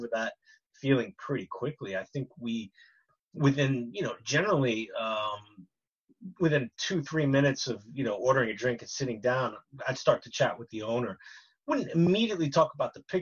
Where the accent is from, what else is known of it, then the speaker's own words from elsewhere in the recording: New York, United States; moved away; I'm from New York